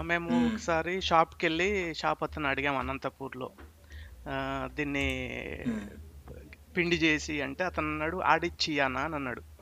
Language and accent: Telugu; Medak, Telangana, India; extreme మాది మెదక్ కింద వచ్చేది రంజిత్ బేసిక్గా